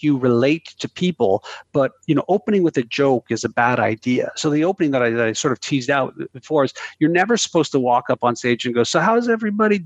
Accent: Canada; I'm Canadian

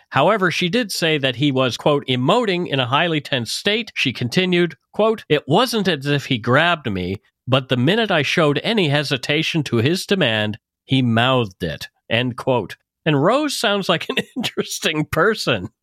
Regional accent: Canada; We are ordinary Canadian schmucks

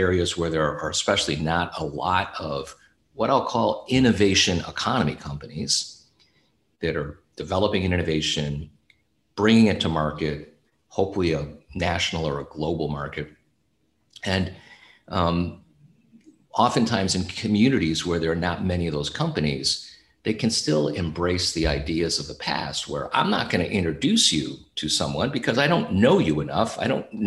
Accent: upstate New York, United States; moved away as an adult; also born or lived in Silicon Valley, California; relocate my family from Silicon Valley to my hometown in upstate New York

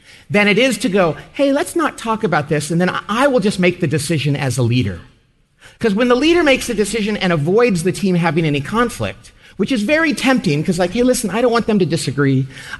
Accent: California, United States; But since I'm from California

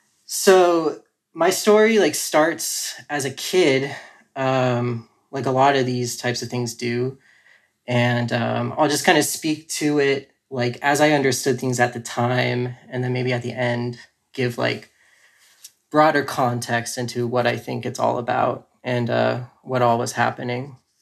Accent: North Carolina, United States; also born or lived in California; now in Asheville, United States; I'm currently living in Asheville, North Carolina, but I've moved around a lot. So I was born in California, and I lived there until I was about 9. Then my family moved out here to like the Charlotte area.

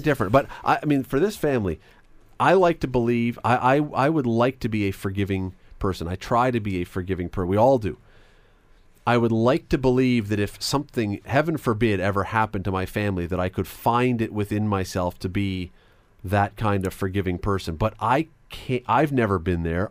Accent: Canada; as a Canadian

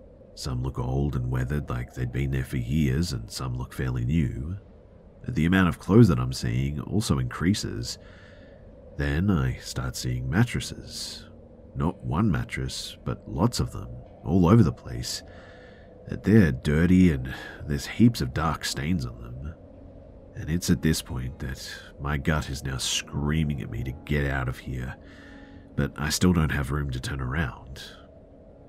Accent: New York City, New York, United States; also born or lived in North Carolina; I was born in New York City and then spent half of my childhood in NC.

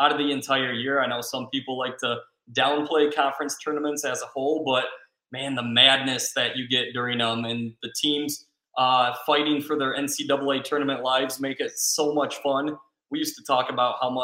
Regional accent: Westphalia, Michigan, United States; my hometown of Westphalia.

